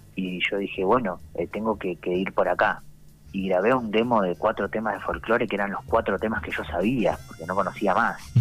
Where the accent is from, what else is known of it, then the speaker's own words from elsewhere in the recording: Santa Rosa, La Pampa, Argentina; yo soy de Santa Rosa, eh, acá digamos en la capital de La Pampa